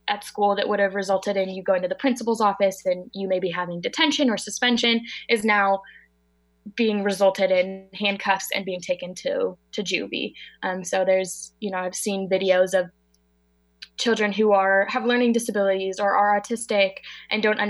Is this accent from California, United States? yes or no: yes; Marin County, California, United States; I'm from Marin County, in California. It's right outside of San Francisco, about 25 minutes.